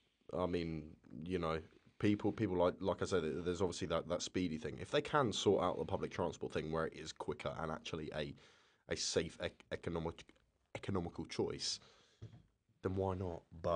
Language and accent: English; Colchester, East of England, United Kingdom; Like my hometown, Colchester, has just become a city.